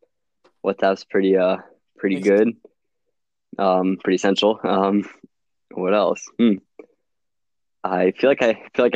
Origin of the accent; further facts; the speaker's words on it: New Jersey, United States; From the Philadelphia area, South Jersey, but I say Philadelphia because people don't recognize where I'm from